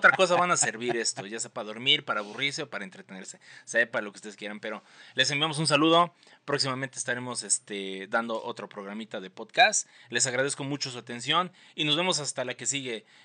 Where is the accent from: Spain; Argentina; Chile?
Argentina; Yo soy de Argentina, siento que Messi ya se la merece